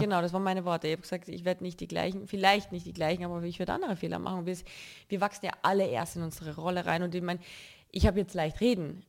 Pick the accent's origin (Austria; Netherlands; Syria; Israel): Austria; Carinthia; now in Cologne, Germany; ich sehe Köln jetzt nicht als meine Heimat. Ich lebe dort und ich fühle mich wohl, aber Heimat verspüre ich hier